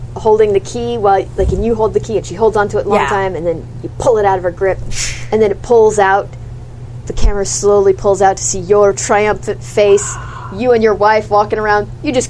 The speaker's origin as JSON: {"language": "English", "country": "United States", "said": "But he's American. I'm an American."}